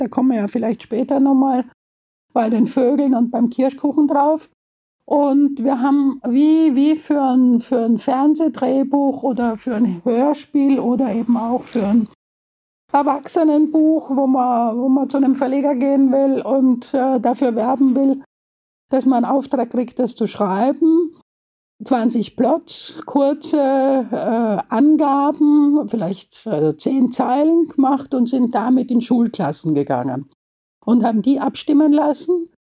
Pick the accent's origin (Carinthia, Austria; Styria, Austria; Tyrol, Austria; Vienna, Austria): Vienna, Austria; Ich bin ja Wienerin und äh, war in einem Mädchengymnasium